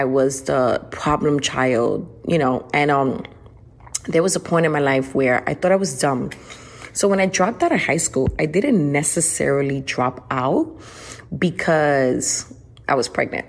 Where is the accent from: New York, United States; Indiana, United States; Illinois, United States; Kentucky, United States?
New York, United States; New York City; now in Houston, United States; I'm originally from New York City, now living in Houston, Texas, and I grew up in the rough streets of New York